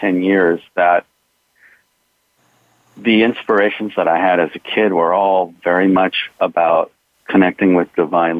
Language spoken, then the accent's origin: English; Los Angeles, California, United States; I grew up in Hollywood and in the San Fernando Valley